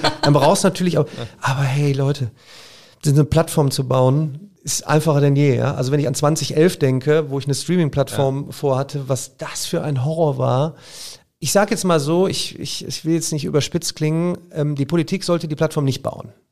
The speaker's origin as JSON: {"language": "German", "town": "Remscheid", "region": "North Rhine-Westphalia", "country": "Germany", "said": "ich komme ja aus Remscheid"}